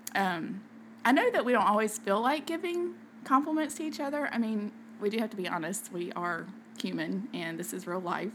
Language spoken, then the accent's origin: English; the South, United States; accent: southern; also born or lived in Kentucky; now in South Georgia, United States; growing up in the South, those are things that are so important to us. Like we were just raised to say yes, ma'ams, no, ma'ams